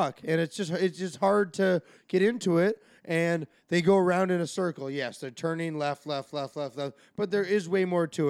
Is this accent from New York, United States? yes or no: no; Arizona, United States; I grew up born and raised in Arizona. Both my parents are from Denver.